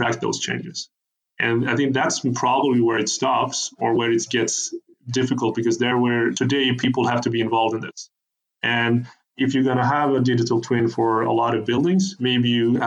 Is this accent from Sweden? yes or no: yes; Sweden; So I'm from Sweden, I live in Sweden